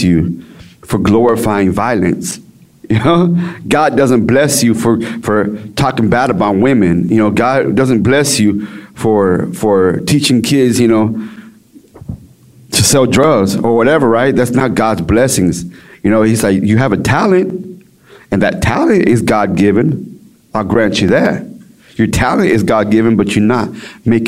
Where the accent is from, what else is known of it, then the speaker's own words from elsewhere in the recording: Dallas-Fort Worth area, Texas, United States; I'm from Texas, Dallas-Fort Worth area. You know, so I live in a little area called Everman Forest Hill. It's kind of like the hood, right? And so that's where I'm from.